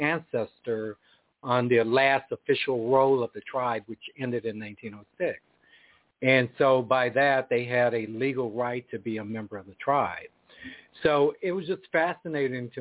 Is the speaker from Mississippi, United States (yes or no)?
yes; Jackson, Mississippi, United States; also born or lived in California; now in Tulsa, United States; I grew up right outside of Jackson State campus. It's Jackson College back in the day in Jackson, Mississippi